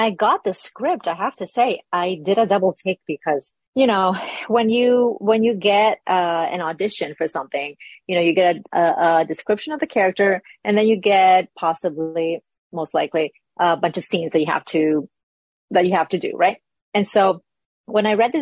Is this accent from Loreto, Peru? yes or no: no; Lima, Peru; moved away as an adult; now in United States; I was born and raised in Peru, Lima, Peru. I came to this country about 20 years ago.